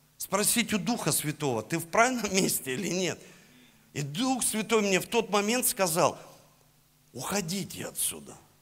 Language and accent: Russian; Saint Petersburg, Russia; я родился в Санкт-Петербурге